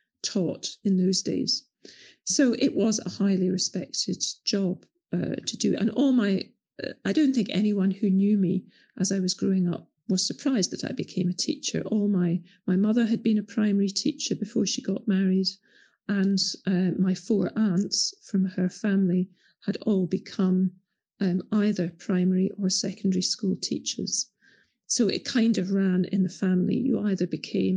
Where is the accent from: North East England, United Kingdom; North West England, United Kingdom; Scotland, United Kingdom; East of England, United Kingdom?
Scotland, United Kingdom; In growing up in Scotland in the 1960s and 70s